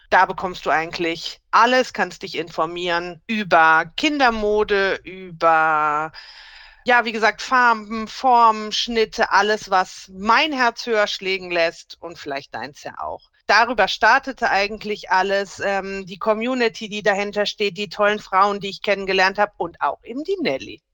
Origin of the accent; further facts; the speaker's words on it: Rhineland, Germany; now in Bavaria, Germany; ich komme eigentlich gebürtig aus dem Rheinland. Und ich muss auch sagen, das ist für mich meine Heimat